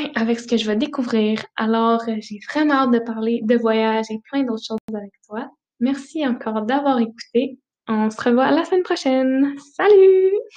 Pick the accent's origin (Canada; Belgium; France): Canada; Notre-Dame-du-Bon-Conseil, Quebec; moved away; Je suis née dans un petit village, le Notre-Dame-du-Bon-Conseil, euh, près de Romanville